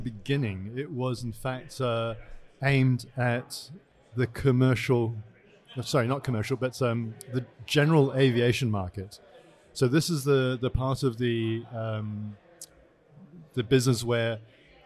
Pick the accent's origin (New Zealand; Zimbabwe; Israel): New Zealand; also born or lived in Hong Kong; I was born in Hong Kong and moved without my choosing at all with my parents to New Zealand as a baby